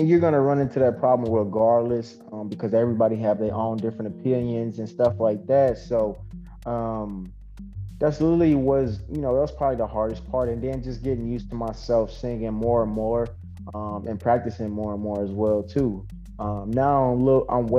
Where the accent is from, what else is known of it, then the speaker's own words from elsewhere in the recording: Zion, Illinois, United States; now in Kenosha, United States; I'm from Zion, Illinois, but I'm in Kenosha, Wisconsin now